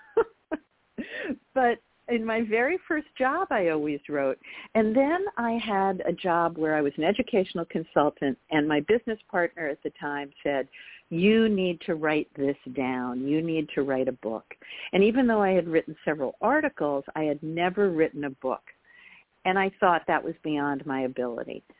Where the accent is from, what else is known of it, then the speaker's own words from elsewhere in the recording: Garden City, New York, United States; I grew up in Long Island, New York, in Garden City, outside of New York City